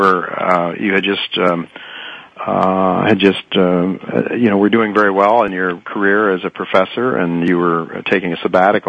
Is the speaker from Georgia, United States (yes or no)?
no; Ohio, United States; I come from Ohio, and the group not far from where I live, there's quite an Amish community